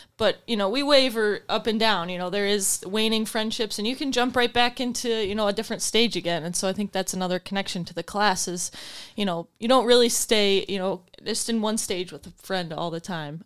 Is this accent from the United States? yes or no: yes; Grand Rapids, Michigan, United States; I am from Grand Rapids. I went to Catholic Central